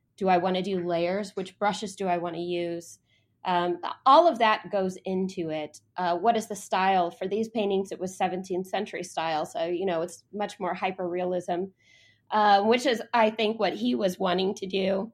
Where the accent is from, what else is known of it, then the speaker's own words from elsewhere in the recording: near San Antonio, Texas, United States; also born or lived in Austin, Texas / Columbia, South Carolina; now in Dallas, United States; I'm actually a Texan. I grew up near San Antonio, lived in Austin for a while